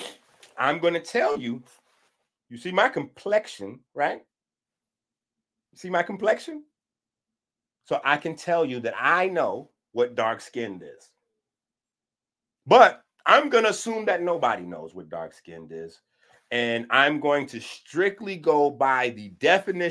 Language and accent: English; New York, United States; born or raised there; moved away